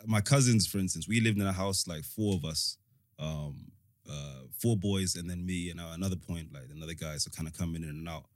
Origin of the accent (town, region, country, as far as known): London, United Kingdom; born or raised there; also born or lived in Africa / United States / Rwanda